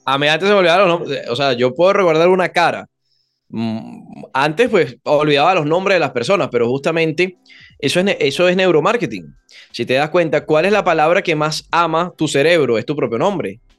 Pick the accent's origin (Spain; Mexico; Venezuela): Venezuela; los venezolanos, por ser caribeños, somos muy, muy cálidos, venimos de Tierra Caliente